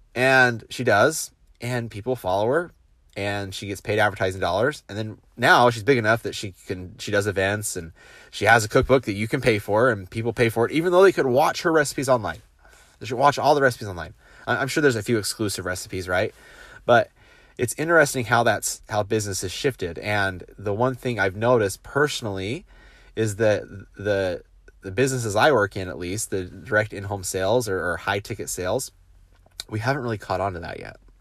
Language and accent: English; United States; now in South Korea; as an American